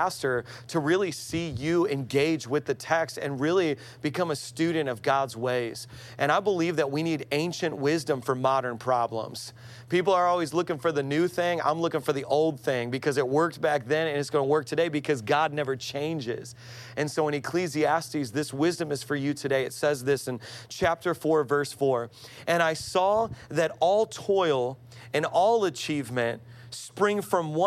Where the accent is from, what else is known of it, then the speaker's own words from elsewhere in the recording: Midwest, United States; moved away as an adult; also born or lived in Queens, New York / Long Island; now in New York, United States; I'm from the Midwest.